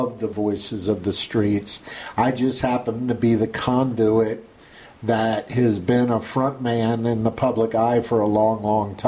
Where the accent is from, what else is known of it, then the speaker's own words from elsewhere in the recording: Tampa, Florida, United States; I'm born and raised in Tampa. Born here in 65, 58 years old. Went away to college, but back here